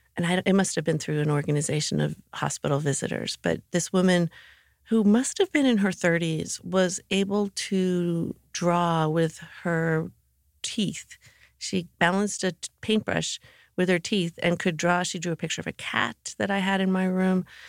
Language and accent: English; Morristown, New Jersey, United States; also born or lived in Mendham, New Jersey; Morristown, New Jersey